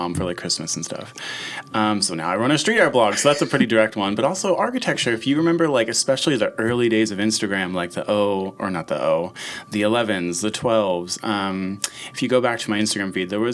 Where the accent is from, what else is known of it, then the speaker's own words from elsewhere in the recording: Philadelphia, Pennsylvania, United States; I grew up in Fishtown